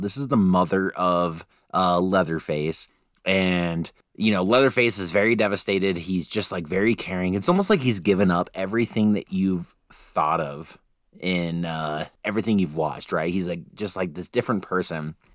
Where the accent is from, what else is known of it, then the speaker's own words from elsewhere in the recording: Utah, United States; we're from Utah